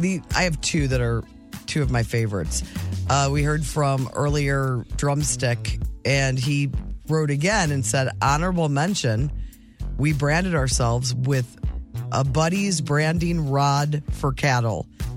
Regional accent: the South, United States; I was raised in the South.

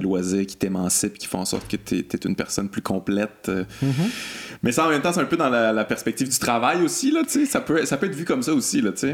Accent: Quebec City, Quebec, Canada; je viens, de Québec, là, j'ai grandi à Québec

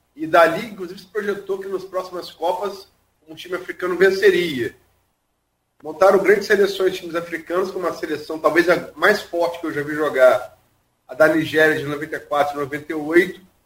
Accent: Brazil; sou brasileiro

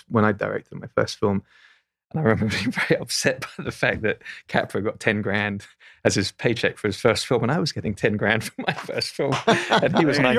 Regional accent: England, United Kingdom; I'm from England, I desperately wanted to be American growing up

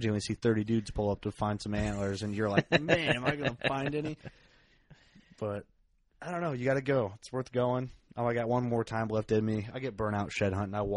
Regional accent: United States; I'm an American.

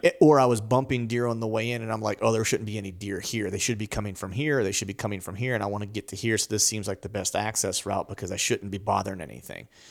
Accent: Pennsylvania, United States; grinding it out here in, in, in P

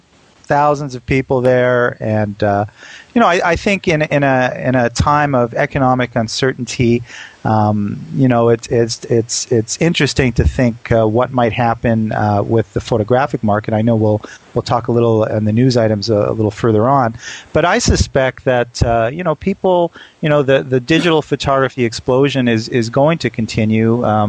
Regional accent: Canada; now in New York, United States; You know, I'm Canadian. I know what snowstorm is.

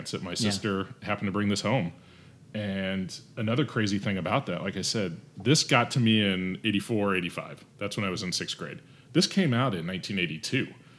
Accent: Topeka, Kansas, United States; I grew up in Kansas. Mm-hmm. So imagine early 80s in Topeka, Kansas

